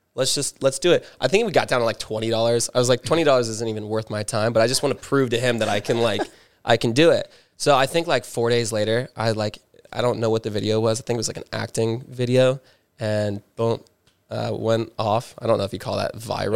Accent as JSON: {"language": "English", "town": "Newport Beach", "region": "California", "country": "United States", "tie": "born or raised there", "moved": "as an adult", "lives_now": "Los Angeles, United States", "said": "born and raised in Orange County, um, specifically Newport"}